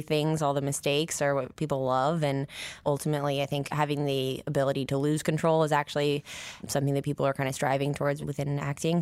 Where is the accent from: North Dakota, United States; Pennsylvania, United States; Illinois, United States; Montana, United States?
Montana, United States; Nine Mile, near Missoula; I was born in Montana, in Missoula. Well, I grew up, like, an hour outside of Missoula, a place called Nine Mile at first